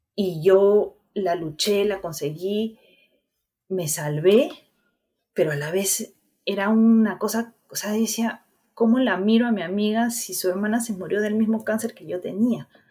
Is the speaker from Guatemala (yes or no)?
no; Huarmey, Ancash, Peru; moved away; yo soy de Guarmey, Ancash